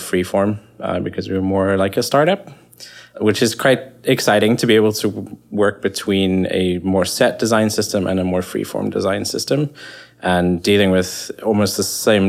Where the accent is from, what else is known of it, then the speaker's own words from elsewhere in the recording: South Africa; I'm South African